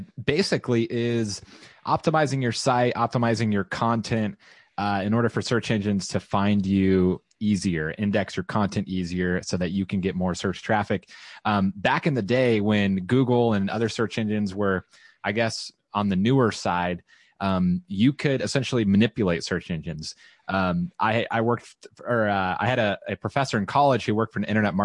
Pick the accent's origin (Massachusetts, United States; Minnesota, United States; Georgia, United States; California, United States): California, United States; also born or lived in Central Texas; now in Texas, United States; my wife and I are relocating back to California, where we're from